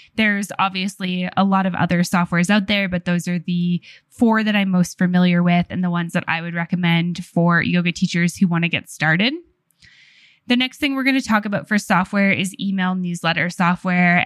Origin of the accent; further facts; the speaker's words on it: Canada; being Canadian